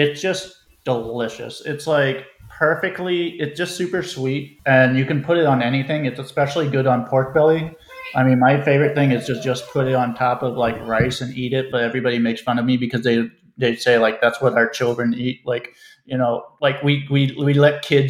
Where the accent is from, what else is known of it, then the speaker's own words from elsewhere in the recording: Silver Spring, Maryland, United States; moved away as an adult; now in St. Paul, United States; I'm in Silver Spring, Maryland, and specifically the Rosemary Hills neighborhood